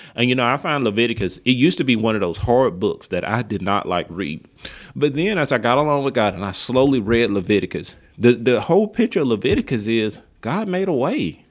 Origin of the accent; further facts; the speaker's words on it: Linden, Alabama, United States; moved away; I grew up in Linden, Alabama